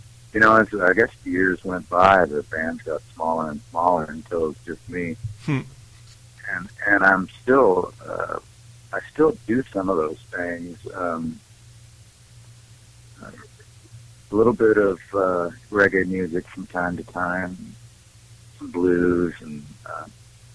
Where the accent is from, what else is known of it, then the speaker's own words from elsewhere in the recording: Great Falls, Montana, United States; also born or lived in Billings, Montana; I grew up more in Great Falls, Montana, which is more central Montana, out on the plains